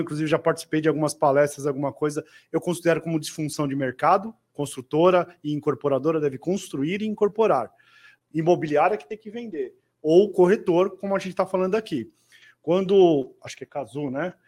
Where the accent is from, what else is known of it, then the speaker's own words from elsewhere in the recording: São Paulo, Brazil; sou paulistano